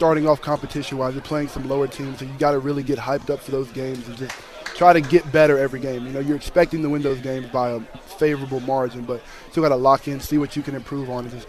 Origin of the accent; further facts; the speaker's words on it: North Carolina, United States; moved away; growing up in North Carolina, you're in the middle of ACC country